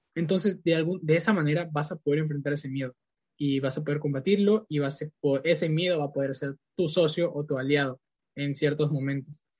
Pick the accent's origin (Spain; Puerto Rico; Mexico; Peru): Peru; Lima; also born or lived in Iquitos, Peru; pues nací en Perú en Iquitos y bueno, yo cuando era pequeño mis padres me trajeron aquí a Lima y aquí crecí la mayor parte de mi vida